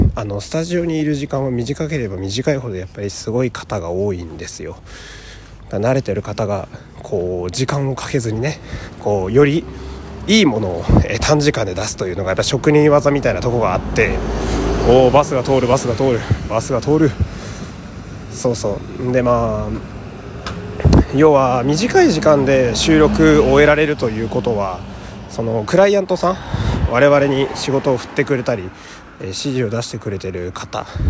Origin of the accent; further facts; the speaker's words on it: Fukui, Japan; moved away; 私の地元の福井